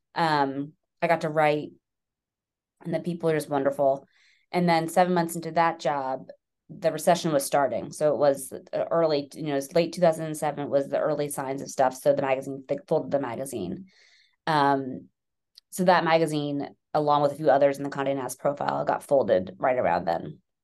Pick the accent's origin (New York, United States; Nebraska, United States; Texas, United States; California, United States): New York, United States; New York City; now in Westchester, United States; I'm from New York. I'm a born and bred New Yorker